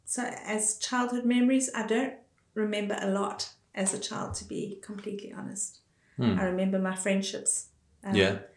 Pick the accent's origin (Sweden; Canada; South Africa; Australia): South Africa; Johannesburg, Gauteng; accent: South African; Born and bred. Johannesburg